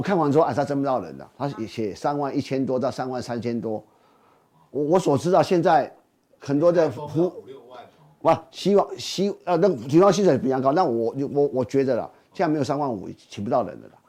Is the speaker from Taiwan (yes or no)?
yes; Taiwan; 其实我们台湾人哦，就觉得说台北加高雄很远